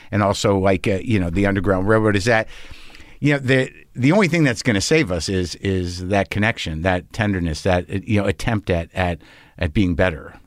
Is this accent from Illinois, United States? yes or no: no; New Jersey, United States; I'm born in Jersey